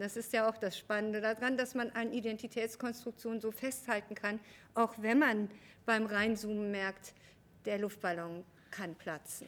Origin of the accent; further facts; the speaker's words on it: West Germany, Germany; ich in diesem Buch sehr eindeutig als Westdeutsche spreche